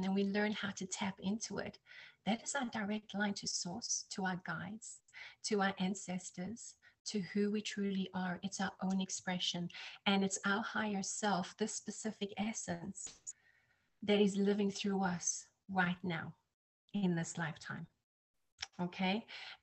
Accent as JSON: {"language": "English", "country": "South Africa", "tie": "born or raised there", "also_born_or_lived": "United Kingdom / New Jersey, United States / Texas, United States", "moved": "yes", "lives_now": "Florida, United States", "said": "I'm South African, and that's where I was born and raised"}